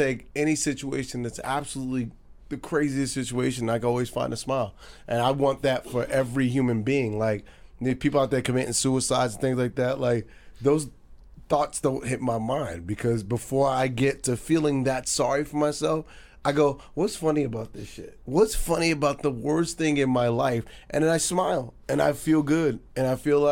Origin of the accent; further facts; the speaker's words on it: New York, United States; I'm a New Yorker.